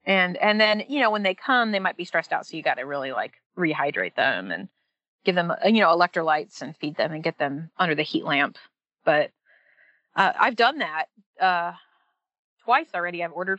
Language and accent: English; Seattle, Washington, United States; now in Hickory, United States; I'm a transplant from Seattle, but I've also lived all over the country, like literally several major cities. But I really feel at home in Hickory